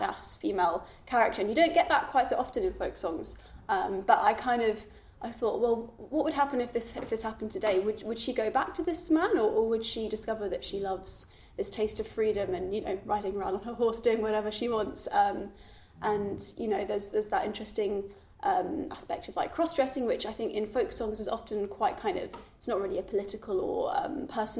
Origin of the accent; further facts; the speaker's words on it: London, United Kingdom; growing up in London, you don't necessarily have that sort of traditional folky scene